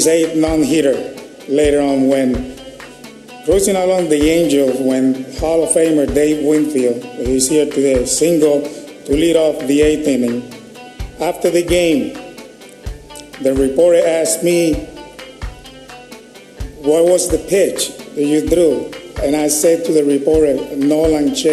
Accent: Puerto Rico; Growing up in Puerto Rico

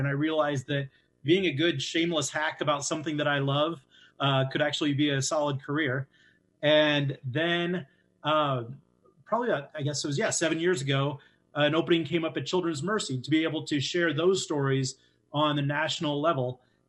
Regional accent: Central Iowa, United States; moved away as an adult; now in Kansas City, United States; So moved to Kansas City 20 years ago. As Justin said, I grew up in Central Iowa, another town of 6,000, and so I moved down here

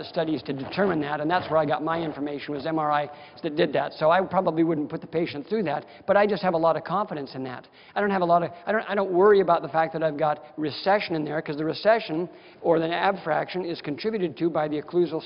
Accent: Wisconsin, United States; now in Las Vegas, United States; I'm from Wisconsin, so everybody has an old armoire in their basement.

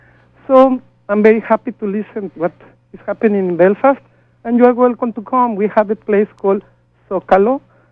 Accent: Mexico; moved away as an adult; 8 years ago, I came from Mexico.

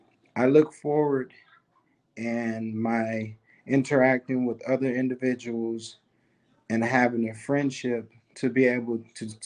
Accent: United States; I was born and raised in the United States of America. I'm 36 years old

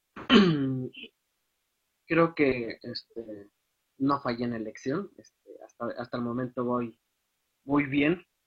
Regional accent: Guadalajara, Jalisco, Mexico; also born or lived in Hidalgo; now in Pachuca, Mexico; soy originario de Guadalajara

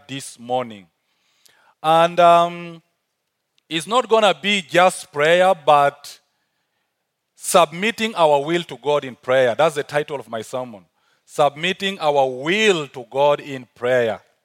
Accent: South Sudan; accent: African; now in Uganda; originally I'm from South Sudan, but working, uh, and living in Uganda

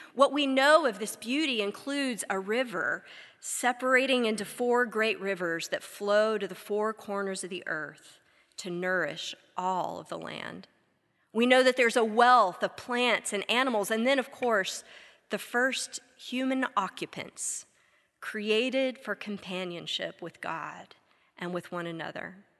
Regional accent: Texas, United States; moved away as an adult; now in Wilmore, United States; something none of us had ever had growing up in Texas

